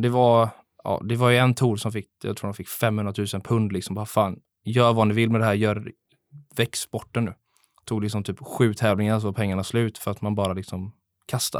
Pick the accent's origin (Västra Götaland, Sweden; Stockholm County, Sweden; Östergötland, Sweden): Västra Götaland, Sweden; Gothenburg; jag är också uppvuxen på Delsjön